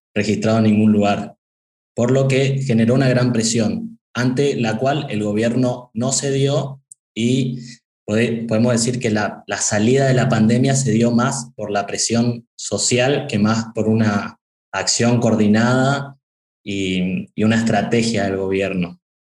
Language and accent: Spanish; Argentina